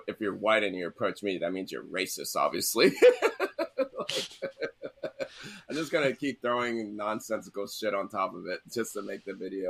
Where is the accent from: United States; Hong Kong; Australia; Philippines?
United States; Atlanta, Georgia; That makes sense. I'm from Atlanta.